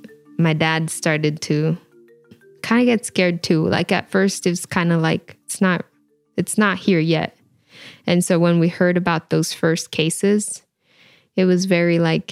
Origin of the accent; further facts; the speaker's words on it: Washington, United States; born there; also born or lived in Idaho; I was born in Washington State, and my parents picked fruits and other crops like potatoes. We would move between Washington State and Idaho back and forth.